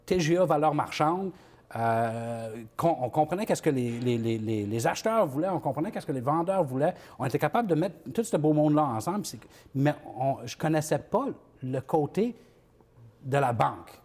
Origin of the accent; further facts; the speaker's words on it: New Brunswick, Canada; je viens du, nouveau, du Nouveau-Brunswick.